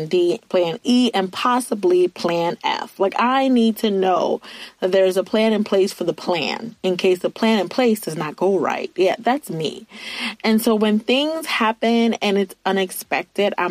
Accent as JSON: {"language": "English", "region": "Virginia", "country": "United States", "moved": "as an adult", "lives_now": "Ohio, United States", "said": "I'm from Virginia, and I had to move from Virginia to Ohio"}